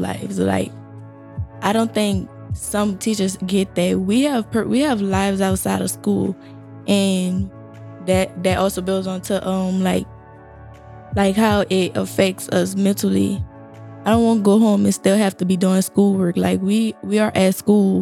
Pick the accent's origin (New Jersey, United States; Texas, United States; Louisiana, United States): Louisiana, United States; New Orleans; I'm from New Orleans